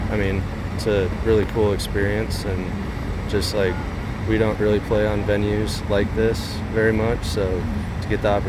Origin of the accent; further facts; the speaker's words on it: near Des Moines, Iowa, United States; I grew up in Iowa, just like 15 minutes outside Des Moines.